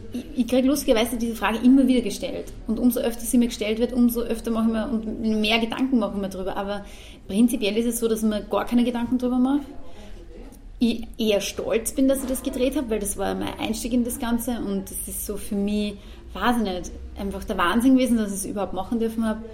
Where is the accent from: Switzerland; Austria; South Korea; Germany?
Austria; Also ich bin, ich bin Österreicherin und bin gern Österreicherin, bin Patriotin, also ich mag unser Land